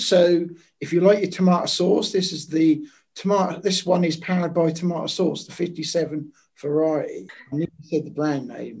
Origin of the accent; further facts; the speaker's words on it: Maldives; I'm from the Maldives.